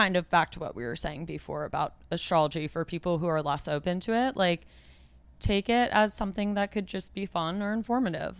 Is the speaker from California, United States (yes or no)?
no; New York City, New York, United States; I'm an only child and I grew up in New York City